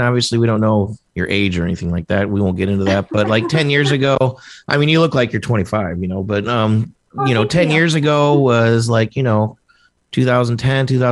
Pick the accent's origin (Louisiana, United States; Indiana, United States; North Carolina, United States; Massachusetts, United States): Indiana, United States; I'm from Indiana. That's like my whole town that I grew up